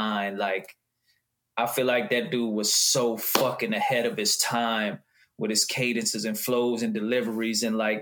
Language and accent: English; Houma, Louisiana, United States; I'm from Houma, Louisiana. It's a little small town south of New Orleans